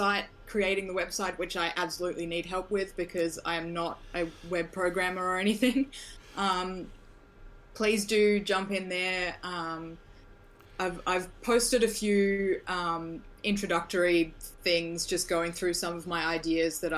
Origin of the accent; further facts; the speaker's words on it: Australia; I'm from Australia